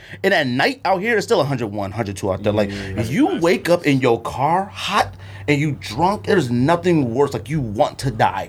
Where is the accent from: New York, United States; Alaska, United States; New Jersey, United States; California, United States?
California, United States; now in Arizona, United States; I'm from California. Originally.